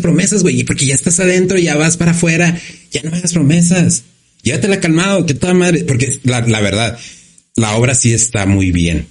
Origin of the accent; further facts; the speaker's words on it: Ciudad Juárez, Chihuahua, Mexico; moved away as an adult; la mayoría de los que somos de aquí de Juárez, ¿no? De los que somos de aquí de Juárez, como por decir, yo pues no, no vivo aquí pero yo no me puedo alejar de aquí